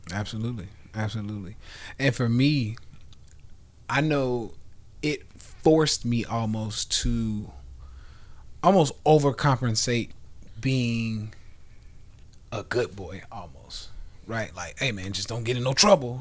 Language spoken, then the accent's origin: English; the South, United States; we come from the Bible, you know, belt buckle, you know, in the South.